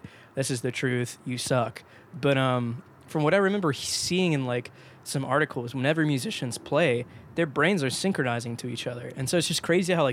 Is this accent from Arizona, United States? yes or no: no; Georgia, United States; I commuted from my hometown to downtown Atlanta.